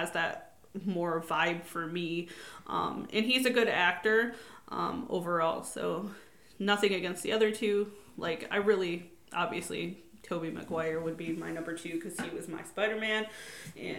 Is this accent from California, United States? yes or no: no; Michigan, United States; moved away as an adult; now in Ohio, United States; I was born and raised in Michigan. I moved to Ohio when I was a young adult